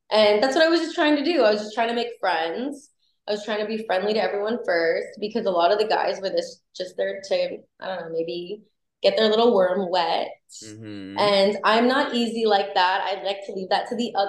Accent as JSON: {"language": "English", "town": "Los Angeles", "region": "California", "country": "United States", "tie": "born or raised there", "said": "I was born and raised in Los Angeles. I was born on Sunset Boulevard on in Hollywood."}